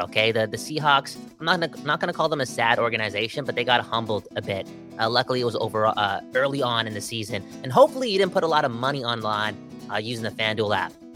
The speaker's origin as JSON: {"language": "English", "town": "Surrey", "region": "British Columbia", "country": "Canada", "said": "I- I'm from Surrey"}